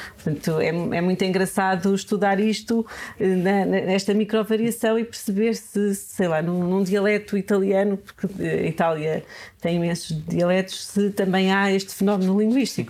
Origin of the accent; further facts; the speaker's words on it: Serra da Estrela, Beira, Centro, Portugal; Nasci na Serra da Estrela, sou serrana, nasci numa aldeia e tenho muito orgulho nisso. Aprendi, aprendi imensas coisas e também senti na pele a dificuldade de crescer lá